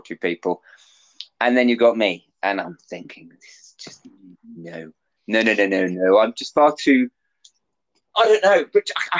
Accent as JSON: {"language": "English", "country": "United Kingdom", "said": "as UK British people"}